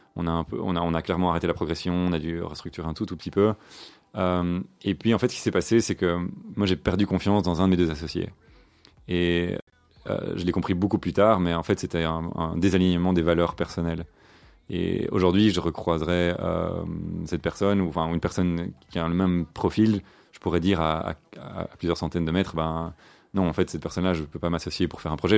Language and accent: French; Brussels, Brussels-Capital Region, Belgium; je suis bruxellois. Hein, born and raised. Donc j'ai grandi ici à Bruxelles avec deux frères